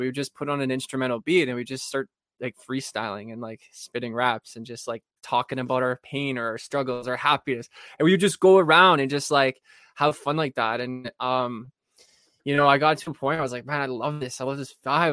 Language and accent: English; Thunder Bay, Ontario, Canada; I'm from Thunder Bay, Ontario